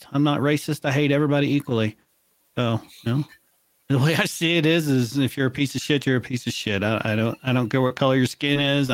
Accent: United States; as an American

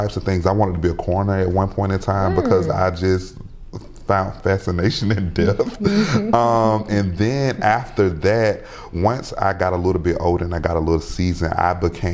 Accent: Macon, Georgia, United States; moved away as an adult; I had worked in Macon in my hometown

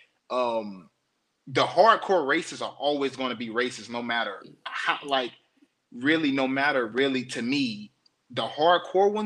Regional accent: the South, Florida, United States; I'm from the South. We're talking Florida. We're talking deep in the South country

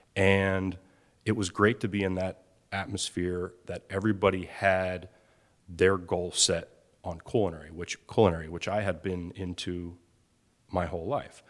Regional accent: outside of Philadelphia, Pennsylvania, United States; I'm growing up outside of Philadelphia

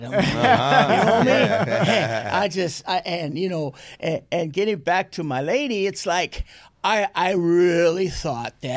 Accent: Santa Monica, California, United States; I was born in Santa Monica, California, April 2nd, 1962, man. St. John's Hospital

